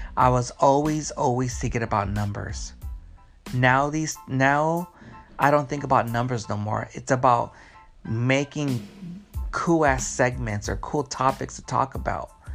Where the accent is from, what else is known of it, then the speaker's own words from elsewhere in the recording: Los Angeles, California, United States; also born or lived in Long Beach, California; I was born in Long Beach. Um, then uh, I used to live in Wilmington on uh, uh, on in Wilmington on Blend and Ruby Dock Street